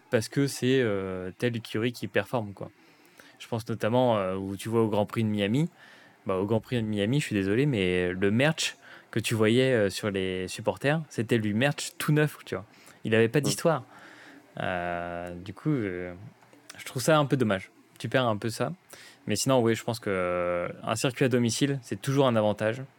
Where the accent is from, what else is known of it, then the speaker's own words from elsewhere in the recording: France; en tant que Français